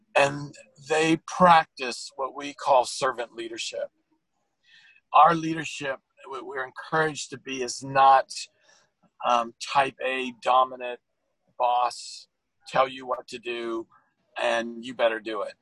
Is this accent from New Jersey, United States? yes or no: no; California, United States; now in Virginia, United States; I'm a Californian